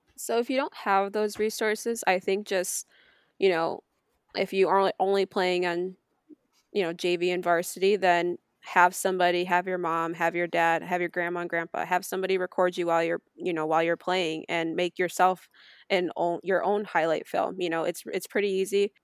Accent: Taylor Hollow, New York, United States; So, I grew up in Taylor Hollow. I still live there

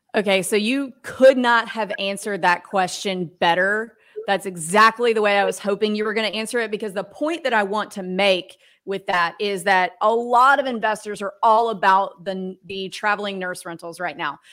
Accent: Mississippi, United States; I grew up in Mississippi

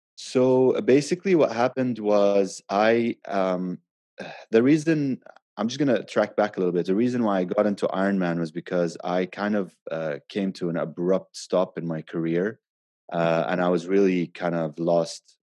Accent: Abu Dhabi, United Arab Emirates; now in Dubai, United Arab Emirates; I grew up in Abu Dhabi

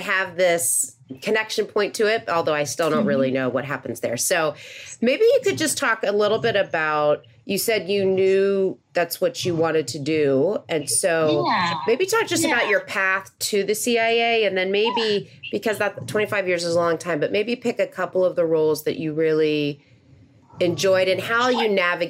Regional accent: McLean, Virginia, United States; So I grew up in McLean

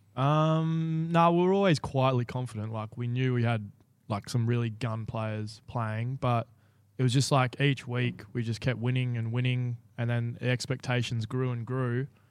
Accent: Bunbury, Western Australia, Australia; also born or lived in Guildford; born and raised in Bunbury

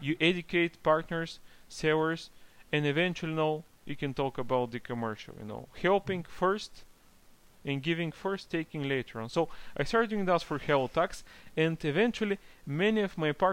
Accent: Bulgaria; I'm from Bulgaria originally, so I started from Bulgaria

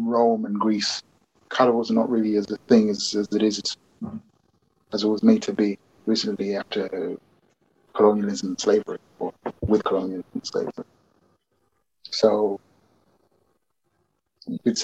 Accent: London, United Kingdom; an African Londonian in some ways, because I've grown up in London

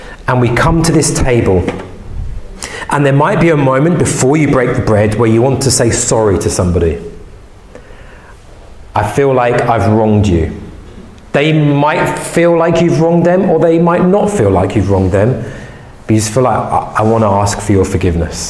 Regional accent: England, United Kingdom; English people

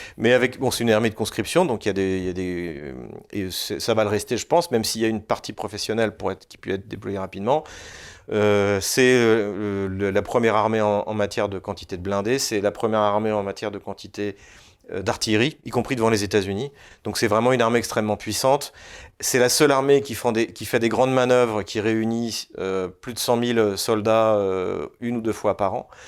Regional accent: France; quand on est, quand on est français

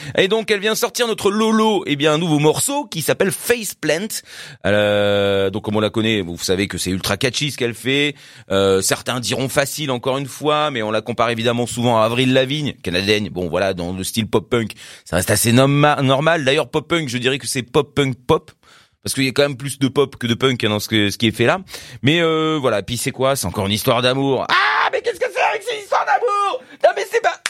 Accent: Paris, Île-de-France, France; je suis de Paris

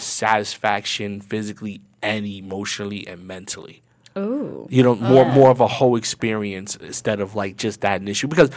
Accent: New York, United States; moved away; I'm from New York

